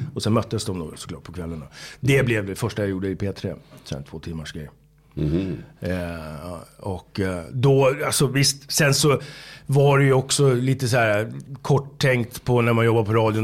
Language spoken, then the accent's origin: Swedish; Haninge, Stockholm County, Sweden; jag kommer från Haninge, från söder om Stockholm, eh, söderförort